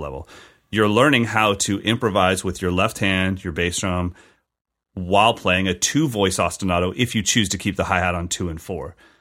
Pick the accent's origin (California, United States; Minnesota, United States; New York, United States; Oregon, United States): California, United States; as a Californian kid